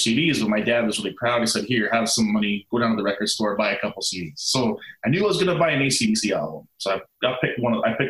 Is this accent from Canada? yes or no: yes; Canada; moved away; I'm from Canada originally